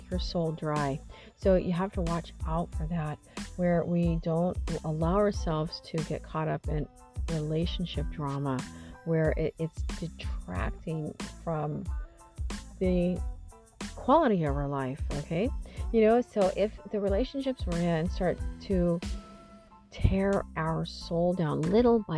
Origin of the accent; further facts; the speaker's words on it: Missouri, United States; moved away as an adult; now in California, United States; Hadn't been back to my hometown since my grandmother was alive. And, you know, and I think there's a part of my soul that was a little afraid to go back to Missouri